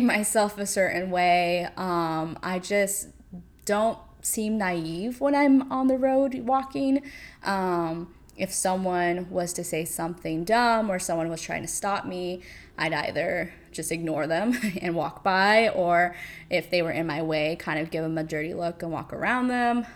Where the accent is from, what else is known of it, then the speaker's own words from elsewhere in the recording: California, United States; moved away as an adult; now in New York City, United States; back in California, in my little suburb hometown area